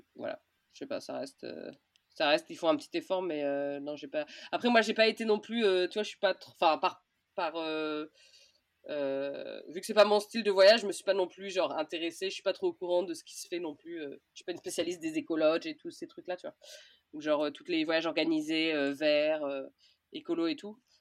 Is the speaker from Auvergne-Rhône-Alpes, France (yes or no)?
no; Orléans, Centre-Val de Loire, France; moved away as an adult; j'ai grandi à Orléans, mais depuis mes 18 ans, j'habitais plus à Orléans